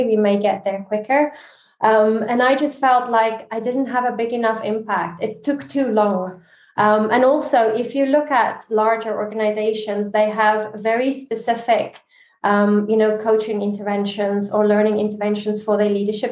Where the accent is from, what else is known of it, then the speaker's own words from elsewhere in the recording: South Africa; also born or lived in Dubai, United Arab Emirates / Barcelona, Spain / Geneva, Switzerland; now in Canary Islands, Spain; I'm South African